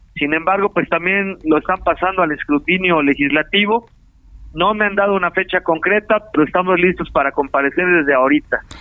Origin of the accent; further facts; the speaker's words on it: Morelos, Mexico; yo soy de aquí de Morelos, aquí nací, aquí he vivido